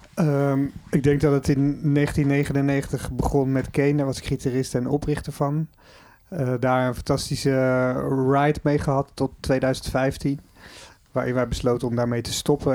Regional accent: Netherlands; je bent gewoon een Nederlander.

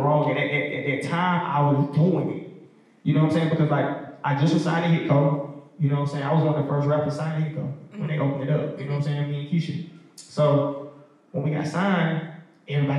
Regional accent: Decatur, Georgia, United States; I'm from Decatur

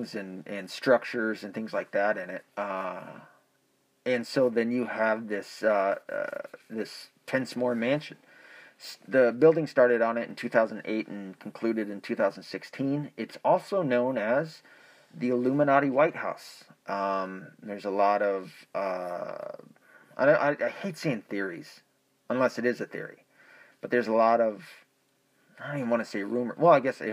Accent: the Ozarks, United States; I was born in the Ozarks.

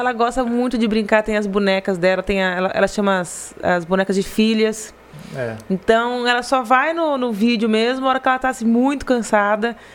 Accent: Garça, São Paulo, Brazil; eu nasci em Garça, meu irmão nasceu em Garça, meus pais nasceram em Garça, minha mãe nasceu, minha mãe nasceu em uma fazenda ali próxima, mas é Garça

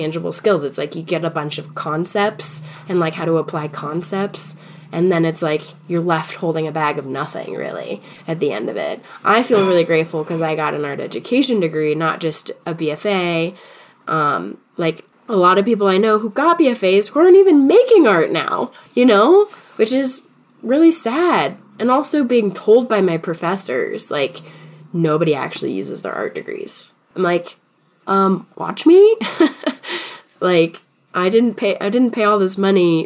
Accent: Boulder, Colorado, United States; also born or lived in Fort Collins, Colorado; now in Denver, United States; I grew up in Boulder

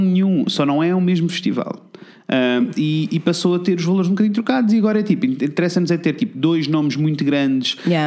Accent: Coimbra, Centro, Portugal; eu sou de Coimbra

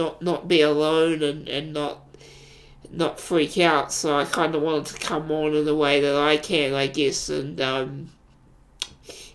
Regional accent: New Zealand; I am a New Zealander.

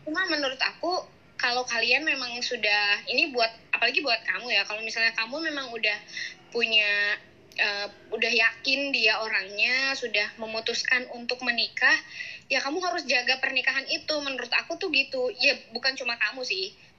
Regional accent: Brebes, Central Java, Indonesia; kotaku di Brebes

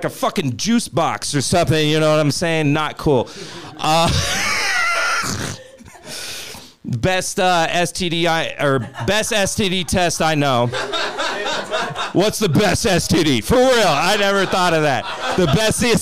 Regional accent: Kansas, United States; now in Denver, United States; I'm from Kansas

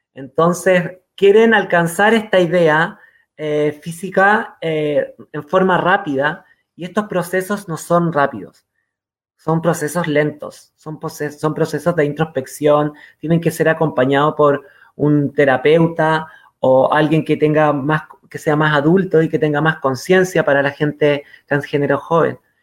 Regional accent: Quilpué, Valparaíso, Chile; also born or lived in Viña del Mar / San Felipe / Catemu; nos fuimos a vivir a una zona dentro de Viña del Mar, porque yo soy Viña del Mar, a un un lugar más rural dentro, dentro de Viña del Mar, que era Quilpué

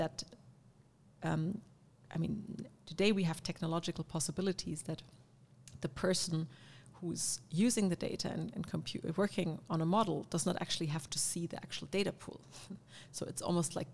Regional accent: Karlsruhe, Baden-Württemberg, Germany; now in Berlin, Germany; coming from where I grew up in near Karlsruhe

